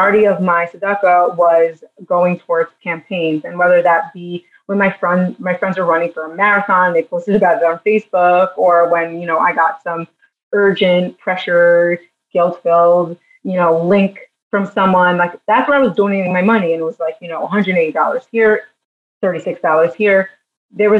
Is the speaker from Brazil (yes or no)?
no; New York, United States; moved away as an adult; now in Jerusalem, Israel; I'm originally from New York.